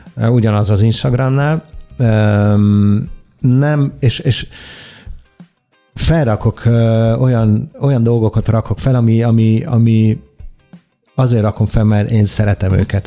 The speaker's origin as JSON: {"language": "Hungarian", "country": "Italy", "tie": "born or raised there", "also_born_or_lived": "London", "second_language": "Hungarian", "moved": "as an adult", "lives_now": "Budapest, Hungary", "said": "Olaszországban nőttem fel, ott születtem"}